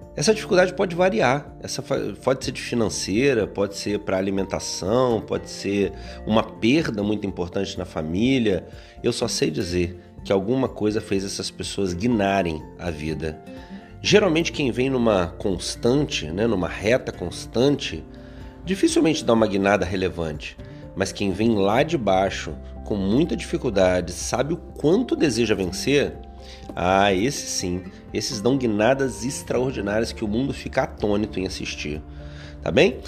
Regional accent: interior of Rio de Janeiro state, Brazil; eu sou do interior do Rio

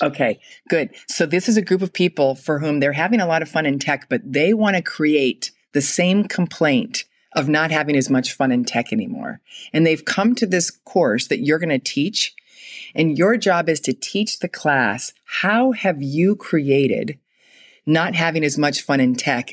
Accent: Fort Wayne, Indiana, United States; I grew up in Fort Wayne, Indiana

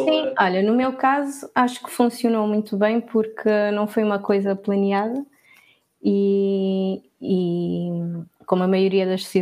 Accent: Porto, Norte, Portugal; also born or lived in Lisbon; now in Cape Verde; eu acho que nunca tive muito o, o sotaque do Porto, porque também vivi muitos anos em Lisboa, então eu sempre fui um híbrido que adapto-me com quem estou a falar.

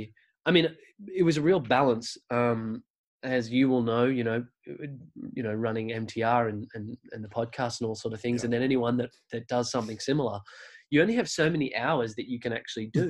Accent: Australia; I'm this guy from Australia.

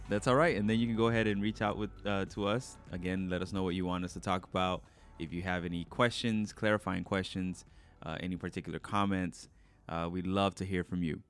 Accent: New York, United States; I was born in New York

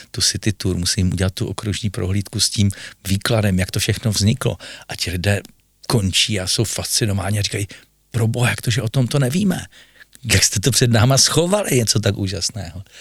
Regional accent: Zlín, Zlín Region, Czechia; Možná to všechny překvapí, protože vědí, že jsem původem Zlíňák, ale i dnes, když se dívám na seriál, který jede na voju Six O'Clock a ukazují ty záběry toho Zlína z vrchu, tak vždycky se mi úplně do očí slzy.

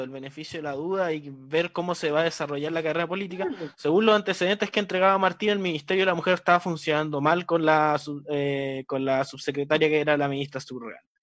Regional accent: Antofagasta, Chile; moved away; Antofagasta, mi ciudad natal

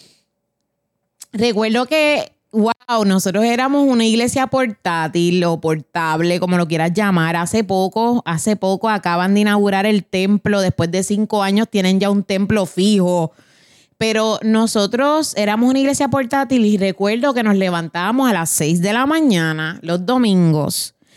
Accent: Puerto Rico; moved away; nosotros venimos de Puerto Rico, Latinoamérica

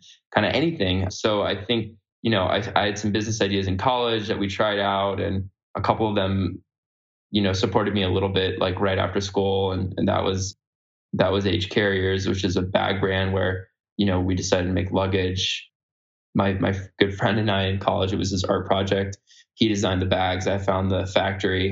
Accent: California, United States; I grew up in California

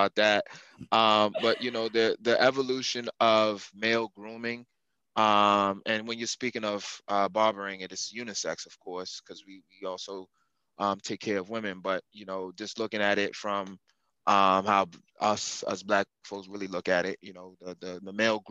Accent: Montgomery County, Maryland, United States; I'm from Moco

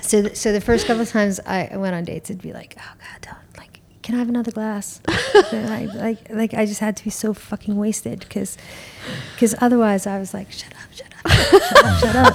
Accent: New York, United States; I'm from New York. Like, my New York comes out

